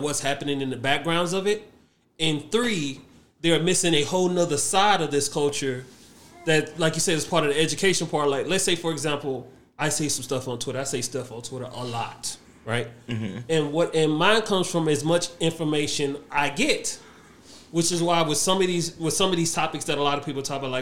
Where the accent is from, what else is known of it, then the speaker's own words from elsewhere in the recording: Nigeria; for me, being a Nigerian